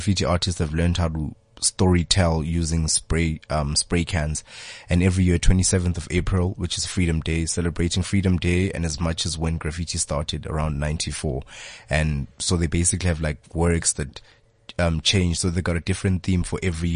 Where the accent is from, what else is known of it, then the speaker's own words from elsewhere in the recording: Johannesburg, Gauteng, South Africa; growing up in Johannesburg, and I got to really experience the city